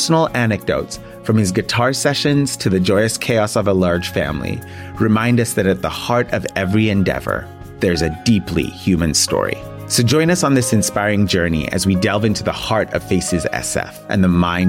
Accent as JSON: {"language": "English", "town": "San Francisco", "region": "California", "country": "United States", "tie": "born or raised there", "said": "my hometown, San Francisco"}